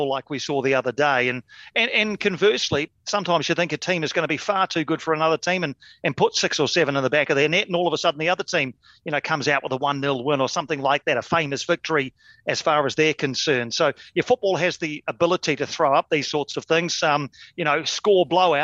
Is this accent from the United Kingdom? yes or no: no; Wellington, New Zealand; my hometown of Wellington